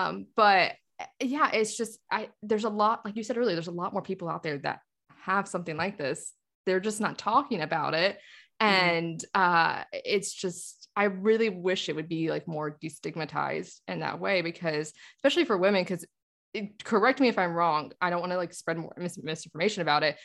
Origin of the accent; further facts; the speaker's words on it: North Carolina, United States; I was raised in North Carolina